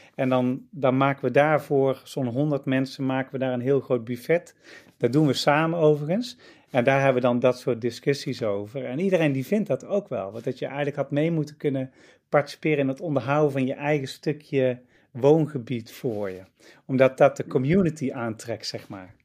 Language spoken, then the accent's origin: Dutch; Netherlands; Wij als Nederlanders